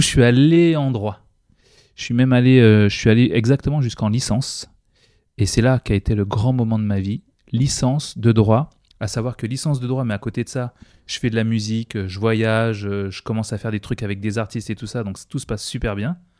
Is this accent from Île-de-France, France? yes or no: yes; Seine-Saint-Denis, Île-de-France, France; moved away as an adult; also born or lived in La Désirade, Guadeloupe; now in United States; j'ai grandi dans le 93